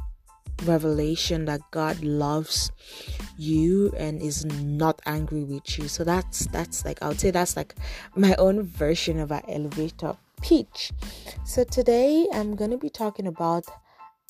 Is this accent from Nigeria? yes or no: yes; Nigeria; now in Toronto, Canada; I'm a Nigerian blogger and podcaster based in Toronto.